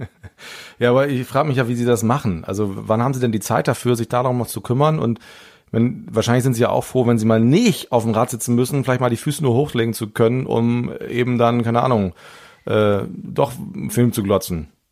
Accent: Bremen, Germany; Ich freue mich mega als Bremer

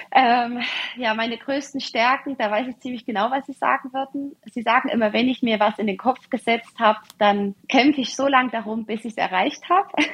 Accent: Ore Mountains, Saxony, Germany; Wir haben schon früher lange Skiwanderungen durchs verschneite Erzgebirge gemacht. Ich bin also auf Ski groß geworden

